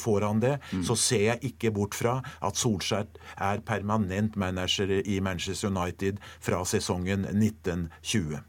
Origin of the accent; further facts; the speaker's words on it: Norway; jeg er fra Norge